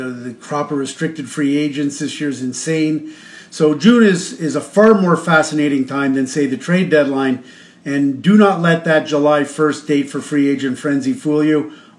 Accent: Toronto, Ontario, Canada; I was born and raised in Toronto, or close enough Scarborough, part of metropolitan Toronto before they started using the term GTA for Greater Toronto Area. And it is my home, and I've always loved it.

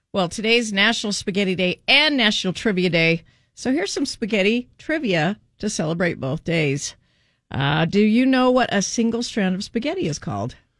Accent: Kaysville, Utah, United States; mine's definitely Kaysville

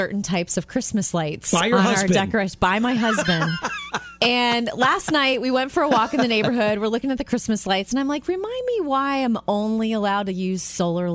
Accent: Jupiter, Florida, United States; moved away; my hometown of Jupiter, Florida

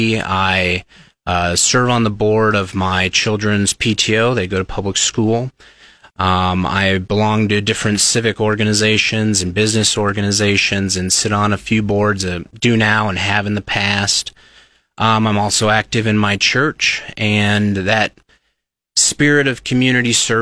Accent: Seward County, Nebraska, United States; now in Lincoln, United States; I am a lifelong Nebraskan. I'm originally from Seward County, grew up on a farm there.

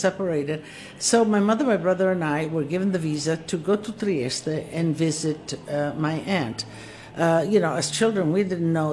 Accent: Istria County, Croatia; moved away; I was born in Istria, Italian, and as I was born, it went under communism. And so my young years, if you will, formative years, I spent under Yugoslavia, but in an Italian home.

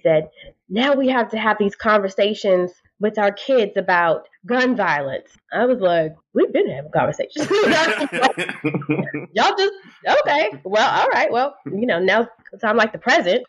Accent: Washington, District of Columbia, United States; I grew up in the Washington, D.C. area

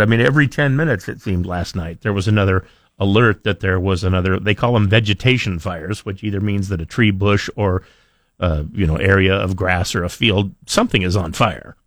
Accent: Idaho, United States; I grew up in Idaho

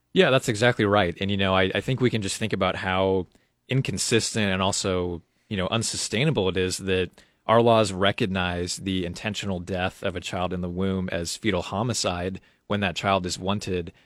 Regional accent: Omaha, Nebraska, United States; also born or lived in Colorado / Lincoln, Nebraska; I grew up in Omaha

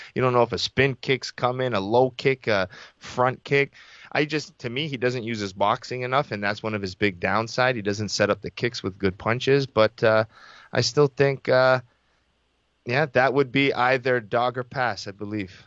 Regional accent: Toronto, Ontario, Canada; I was born in Scarborough General Hospital. I went to school, elementary school in Scarborough, high school in Scarborough.

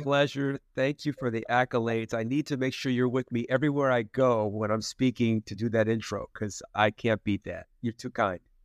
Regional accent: New Jersey, United States; moved away; where I grew up in New Jersey

